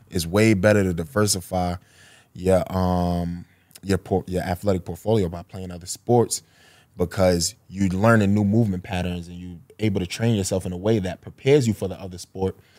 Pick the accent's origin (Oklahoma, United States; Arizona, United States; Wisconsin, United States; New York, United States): New York, United States; New York City; I, I grew up on Marcy Ave